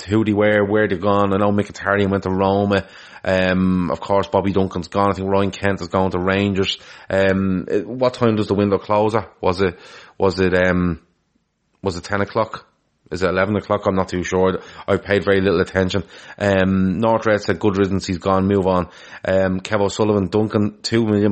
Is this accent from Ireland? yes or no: yes; Ireland; I'm from Ireland